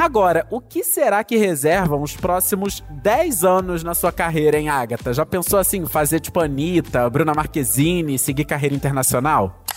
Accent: Rio de Janeiro, Brazil; que sou carioca, que sou aqui do Rio de Janeiro

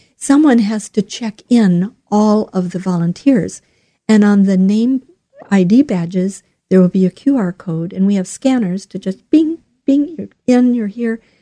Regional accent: southwestern Minnesota, United States; moved away as an adult; also born or lived in Lincoln, Nebraska / Southern California; now in Portland, United States; I grew up in the Midwest on a farm, a sheep farm in southwestern Minnesota.

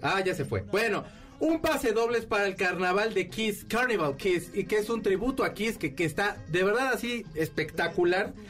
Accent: Mexico; como mexicano

